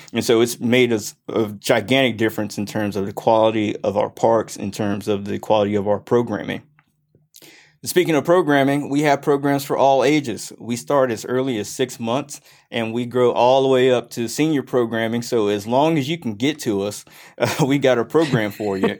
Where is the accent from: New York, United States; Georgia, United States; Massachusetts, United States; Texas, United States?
Georgia, United States; Grayson; also born or lived in Mississippi / Clemson, South Carolina; here since I was four. Uh, I was actually born in the great state of Mississippi. Uh, around 98, we moved to the Grayson area and I graduated from South Gwinnett